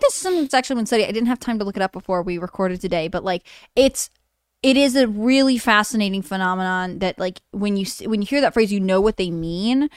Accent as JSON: {"language": "English", "country": "Canada", "said": "I am Canadian"}